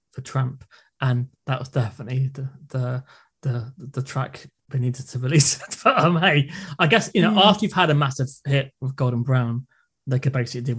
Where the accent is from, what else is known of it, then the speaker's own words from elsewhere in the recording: England, United Kingdom; as an English person